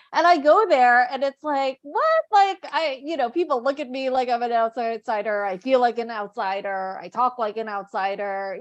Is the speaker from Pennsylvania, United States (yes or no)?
no; New York, United States; moved away as an adult; also born or lived in India / Korea / Seattle; now in Luxembourg; my family's from the Philippines. I was born in the States, in New York.